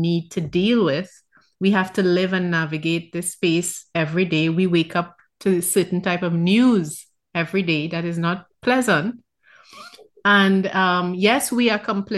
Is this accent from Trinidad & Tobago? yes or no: yes; Trinidad & Tobago; I'm from Trinidad